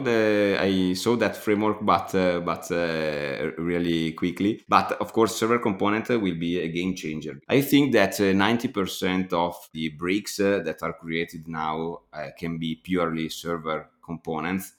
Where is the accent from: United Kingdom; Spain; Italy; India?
Italy; Bergamo, Lombardy; I am from Bergamo